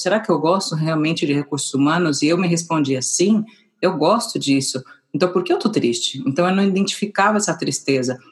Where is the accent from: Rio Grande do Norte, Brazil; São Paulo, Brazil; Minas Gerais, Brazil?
São Paulo, Brazil; moved away as an adult; now in Madrid, Spain; eu nasci em São Paulo também